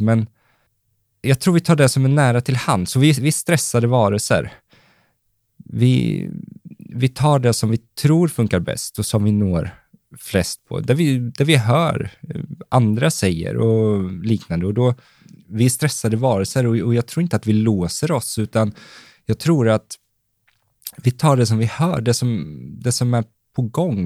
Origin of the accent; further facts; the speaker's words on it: Valdemarsvik, Östergötland, Sweden; jag började skapa lite egengjorda annonser som jag sprang och lappade bilar med hemma i Valdemarsvik